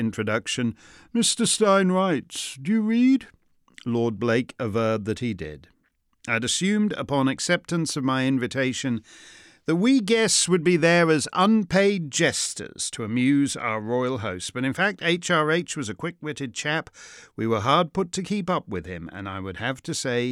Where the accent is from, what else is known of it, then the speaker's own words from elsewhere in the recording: Canada; As a Canadian